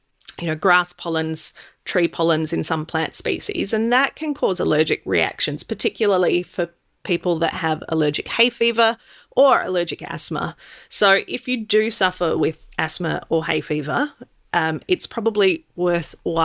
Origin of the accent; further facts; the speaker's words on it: Sydney, New South Wales, Australia; I grew up in Sydney